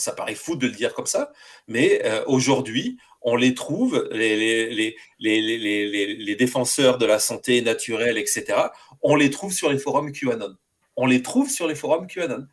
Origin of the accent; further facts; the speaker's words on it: France; now in United States; en étant français